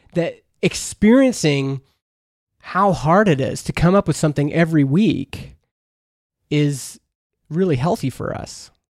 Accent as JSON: {"language": "English", "country": "Canada", "tie": "born or raised there", "said": "I grew up in Canada. We have C B C, which is our public radio"}